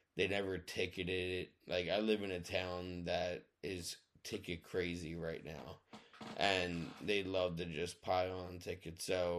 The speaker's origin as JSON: {"language": "English", "town": "Mount Ephraim", "region": "New Jersey", "country": "United States", "tie": "born or raised there", "also_born_or_lived": "Audubon Park, United States", "said": "And growing up in Audubon Park and Mount Ephraim are both extremely important to me."}